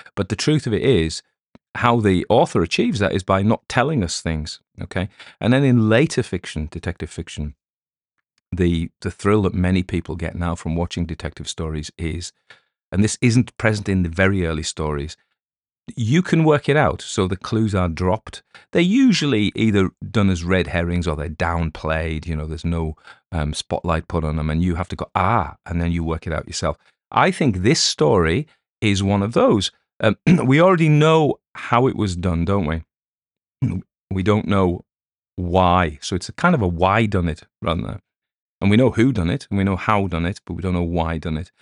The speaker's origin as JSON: {"language": "English", "region": "England", "country": "United Kingdom", "accent": "English", "said": "my English accent"}